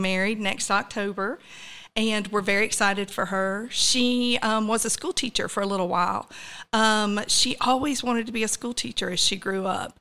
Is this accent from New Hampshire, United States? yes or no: no; Douglas County, Georgia, United States; also born or lived in Atlanta, Georgia; I grew up in Douglas County.